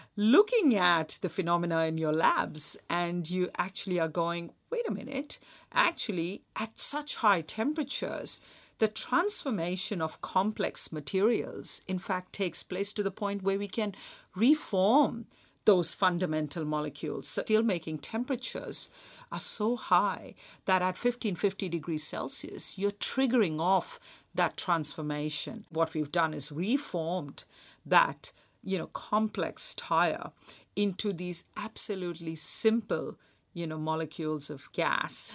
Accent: Mumbai, Maharashtra, India; moved away; also born or lived in Australia; when I was a kid growing up in Mumbai

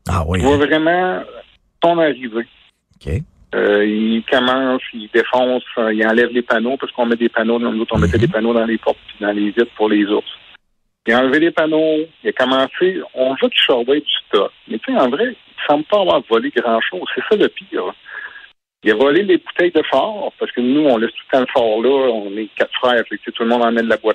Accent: Murdochville, Quebec, Canada; Nous, on est natifs de Murdochville en Gaspésie

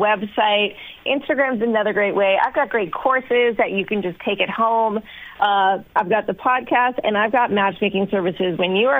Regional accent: Long Beach, California, United States; I'm from Long Beach, very blue collar, salt of the earth, worked since I was 13.

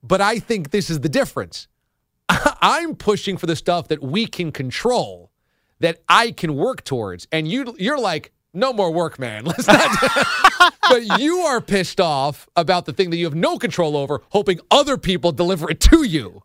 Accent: Warwick, United States; born or raised there; moved away

